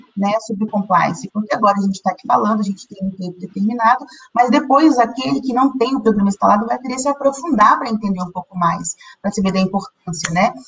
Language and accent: Portuguese; Brazil; Nós que somos brasileiros